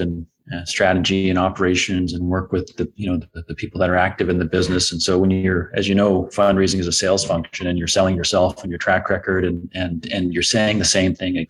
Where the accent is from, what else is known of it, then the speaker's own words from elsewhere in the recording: Sarnia, Ontario, Canada; now in Halifax, Canada; I grew up in Sarnia, Southwestern Ontario